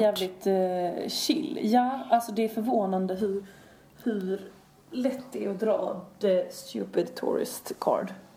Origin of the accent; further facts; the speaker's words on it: Sweden; vi kommer från Sverige